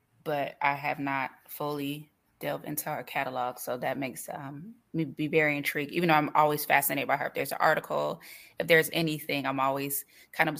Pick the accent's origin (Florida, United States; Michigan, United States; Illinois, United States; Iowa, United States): Florida, United States; we're from Florida